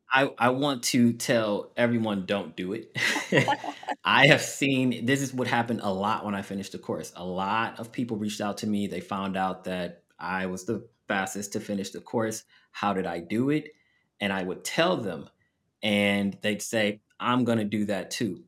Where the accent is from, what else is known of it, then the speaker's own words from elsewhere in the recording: Los Angeles, California, United States; moved away as an adult; also born or lived in Abu Dhabi / Las Vegas; I am from Los Angeles, but the first job I received was in Las Vegas.